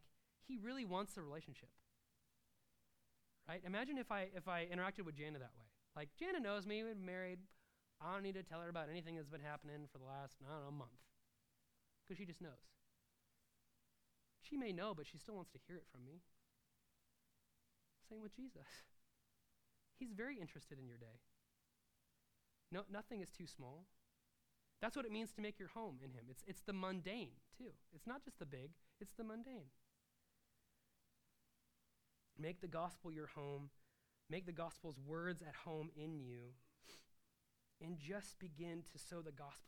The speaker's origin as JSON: {"language": "English", "region": "Nebraska", "country": "United States", "said": "I'm from Nebraska, I never lived on a farm"}